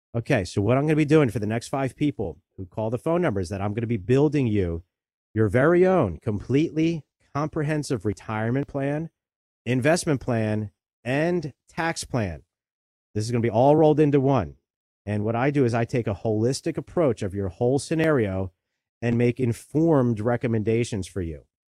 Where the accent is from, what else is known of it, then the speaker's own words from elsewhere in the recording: Delaware County, Pennsylvania, United States; I grew up right here in Delaware County. I've spent my whole life here.